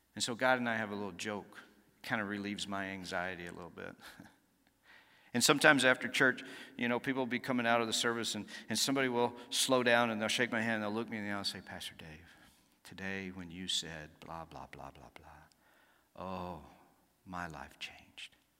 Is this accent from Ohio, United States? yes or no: no; Dallas, Texas, United States; also born or lived in Nacogdoches, Texas; I grew up in Dallas, Texas, so not too far from here. Uh, spent a few years in, uh, East Texas in a little town called Nacogdoches, Texas, and, uh, came back to Dallas, graduated high school